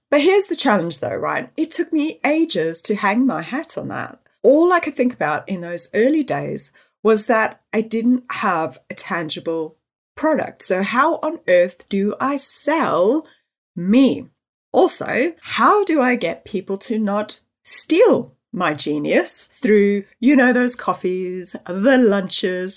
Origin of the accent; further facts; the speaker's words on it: Johannesburg, Gauteng, South Africa; moved away as an adult; now in United Kingdom; I was born and raised in Johannesburg in South Africa